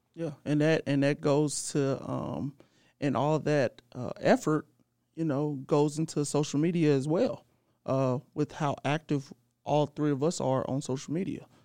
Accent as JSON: {"language": "English", "town": "St. Louis", "region": "Missouri", "country": "United States", "said": "I'm from Saint Louis, too"}